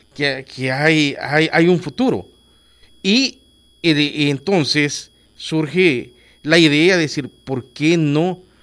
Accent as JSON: {"language": "Spanish", "country": "El Salvador", "said": "como salvadoreño"}